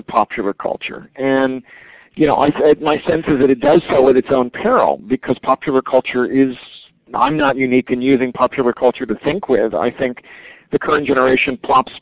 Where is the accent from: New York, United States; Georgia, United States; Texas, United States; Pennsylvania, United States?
Georgia, United States; Atlanta; I grew up in Atlanta in the 60s